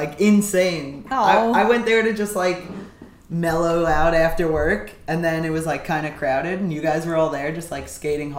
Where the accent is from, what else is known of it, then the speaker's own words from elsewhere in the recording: New York, United States; I lived in New York my whole life.